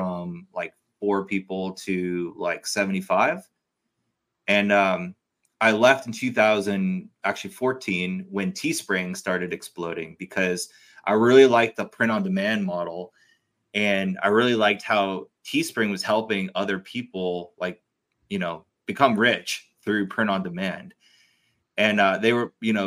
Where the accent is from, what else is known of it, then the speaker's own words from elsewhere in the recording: Cambridge, Massachusetts, United States; I grew up in Boston, in Cambridge